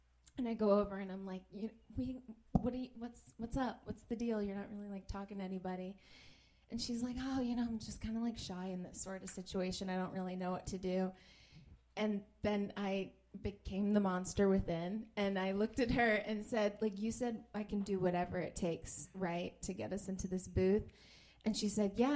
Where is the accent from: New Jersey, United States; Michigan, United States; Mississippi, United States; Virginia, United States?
New Jersey, United States; moved away as an adult; now in Los Angeles, United States; whenever I'm back with my girlfriends, I kind of like go back to Jersey mode, which I've tried to hide since being out here